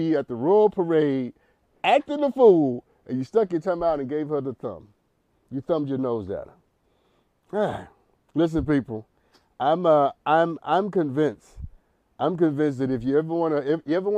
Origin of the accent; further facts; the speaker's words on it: New York City, New York, United States; moved away; also born or lived in Massachusetts; I was born in New York City